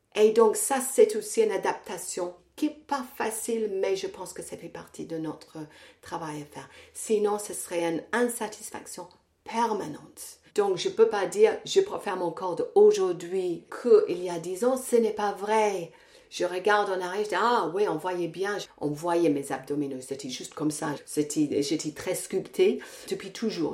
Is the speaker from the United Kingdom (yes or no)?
yes; England, United Kingdom; French is a second language; now in France; je suis anglaise, je vais souvent en Angleterre euh, je vais pas à Londres, je vais dans une petite ville euh, dans le nord